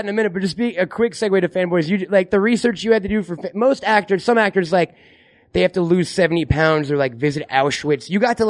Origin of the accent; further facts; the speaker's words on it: Long Island, New York, United States; Now, I'm from Long Island, so I grew up in just forests and deer.